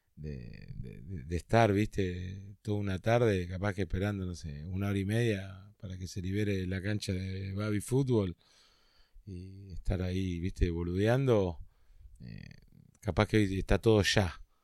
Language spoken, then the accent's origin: Spanish; Carapachay, Buenos Aires Province, Argentina; nací en Carapachay